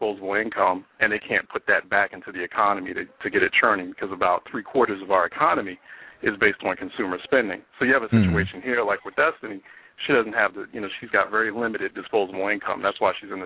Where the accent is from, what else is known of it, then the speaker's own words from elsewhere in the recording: Philadelphia, Pennsylvania, United States; my hometown, Philadelphia